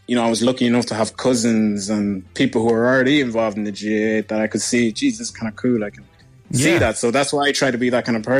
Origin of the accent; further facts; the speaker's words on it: Monrovia, Montserrado, Liberia; moved away; also born or lived in Westmead; I grew up in Monrovia, Liberia